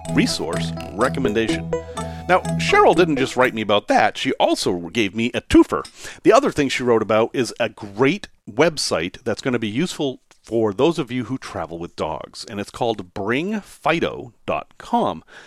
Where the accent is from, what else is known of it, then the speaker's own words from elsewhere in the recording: Salem, Massachusetts, United States; I grew up in Salem, Massachusetts, and I grew up in a section of Salem, Massachusetts called Witchcraft Heights